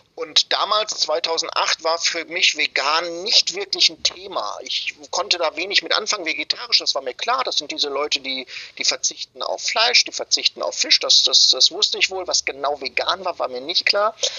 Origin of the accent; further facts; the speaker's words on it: Germany; bei uns in Deutschland